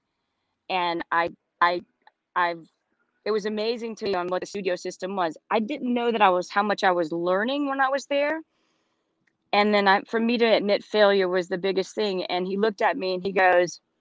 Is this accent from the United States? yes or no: yes; Louisiana, United States; moved away as an adult; also born or lived in Los Angeles, California; I grew up in Louisiana